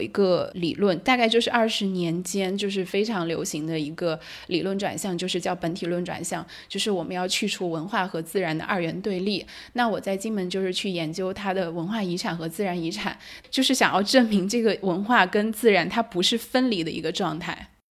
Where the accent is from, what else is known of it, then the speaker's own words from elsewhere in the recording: China; moved away as an adult; now in France; 我是一个中国人嘛，我在中国成长到二十岁